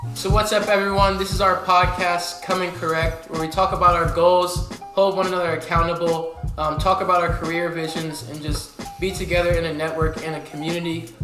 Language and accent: English; Columbus, Ohio, United States; I'm originally from Columbus, Ohio. Uh, I uh, went to Bishop Hartley High School